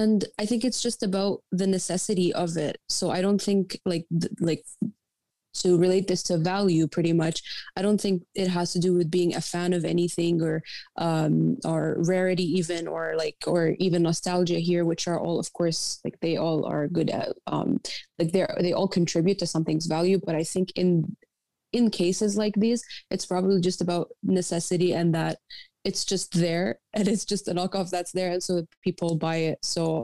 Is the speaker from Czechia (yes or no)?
no; Jordan; moved away; I grew up in Jordan.